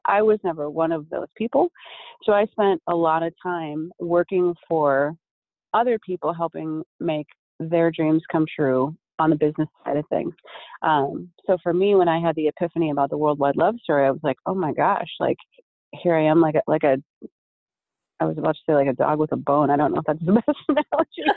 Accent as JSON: {"language": "English", "town": "Minneapolis", "region": "Minnesota", "country": "United States", "moved": "yes", "lives_now": "Las Vegas, United States", "said": "I'm from Minneapolis originally"}